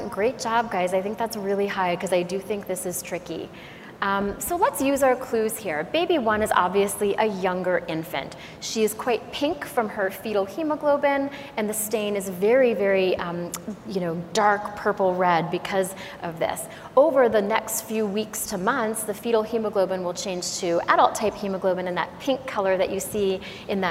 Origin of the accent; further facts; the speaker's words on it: Canada; I'm Canadian, so I speak a little bit of French